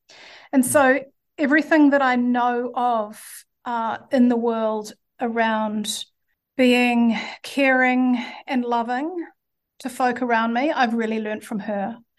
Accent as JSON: {"language": "English", "region": "Auckland", "country": "New Zealand", "tie": "born or raised there", "also_born_or_lived": "Hastings", "said": "Yeah, so I was born in Hastings in the Hawke's Bay. And when I was five, we moved to Auckland and went to live in Titirangi. Titirangi is a, it was certainly a very hippie place back then."}